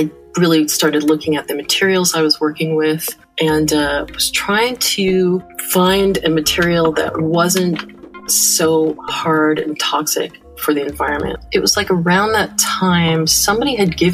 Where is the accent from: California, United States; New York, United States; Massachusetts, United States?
California, United States; Larkspur; also born or lived in San Francisco, California; now in Canada; So I'm not originally from Canada. I was born in San Francisco, California, and I grew up in Larkspur, California, at least my early years started there